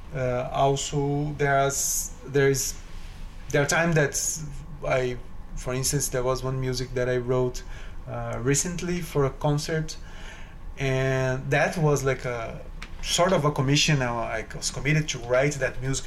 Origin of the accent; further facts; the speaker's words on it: São Paulo, Brazil; now in New York City, United States; I'm originally from Brazil. I grew up in Brazil in the uh, it's a city three hours from São Paulo city.